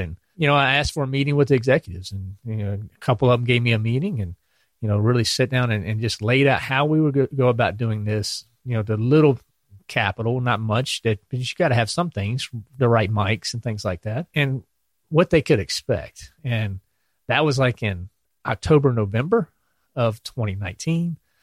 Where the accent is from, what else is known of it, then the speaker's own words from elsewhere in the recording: Clarksville, Virginia, United States; moved away as an adult; also born or lived in Norfolk, Virginia; now in North Carolina, United States; I'm from Virginia, um, little town called Clarksville, right across the line.